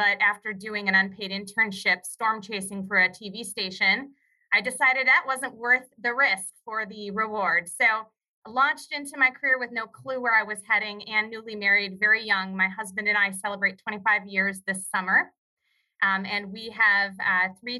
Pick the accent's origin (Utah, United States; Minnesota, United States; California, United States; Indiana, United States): Minnesota, United States; Perham; I grew up in the Lakes area of Minnesota, which is a really popular tourist area now. But when I was growing up, it was just a hardworking small town called Perm, Minnesota